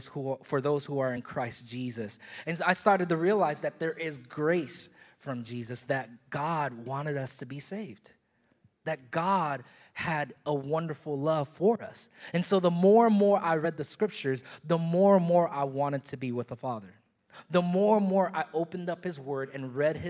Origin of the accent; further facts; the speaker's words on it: Haiti; My family is from Haiti. I'm from Haiti. And we went to a Haitian church growing up